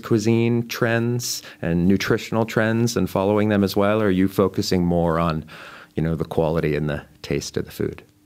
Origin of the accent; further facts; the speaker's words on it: Boulder, Colorado, United States; moved away; my hometown of Boulder, Colorado